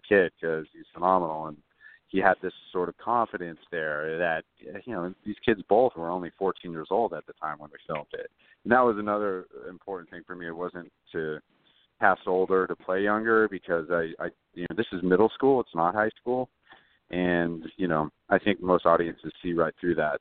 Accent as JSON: {"language": "English", "town": "Los Angeles", "region": "California", "country": "United States", "tie": "born or raised there", "said": "I'm from Los Angeles"}